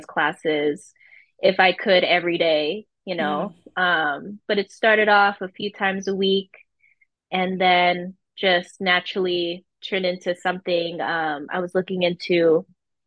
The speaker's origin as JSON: {"language": "English", "town": "Pacifica", "region": "California", "country": "United States", "tie": "born or raised there", "moved": "yes", "lives_now": "Los Angeles, United States", "said": "I grew up in San Francisco, the Bay Area, technically a suburb next to San Francisco in a little beach town called Pacifica"}